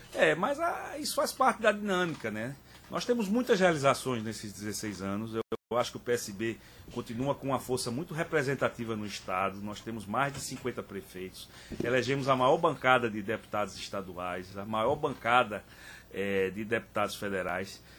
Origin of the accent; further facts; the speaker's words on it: Pernambuco, Brazil; como pernambucano